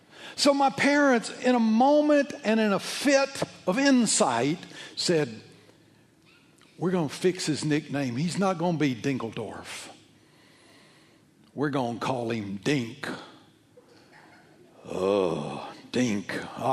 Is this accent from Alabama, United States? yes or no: yes; Alabama, United States; Well, it comes from Switzerland. I come from Alabama.